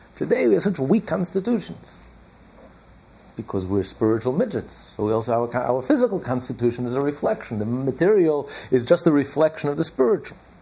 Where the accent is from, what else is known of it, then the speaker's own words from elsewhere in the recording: United States; I know we're all American